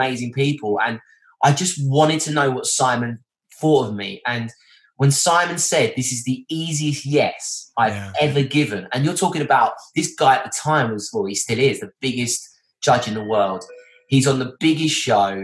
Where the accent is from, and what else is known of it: Essex, East of England, United Kingdom